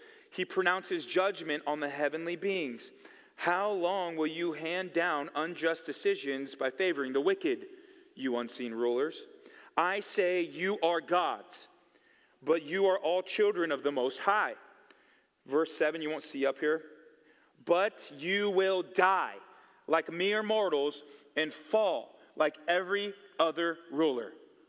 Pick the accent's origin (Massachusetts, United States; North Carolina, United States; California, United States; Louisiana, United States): California, United States; I came from California.